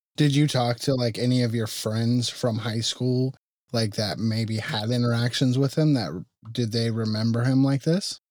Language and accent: English; Tucson, Arizona, United States; I was born and raised in Tucson